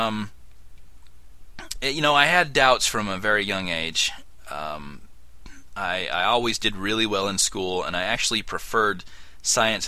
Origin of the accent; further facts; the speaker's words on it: Utah, United States; growing up in Utah, the LDS Church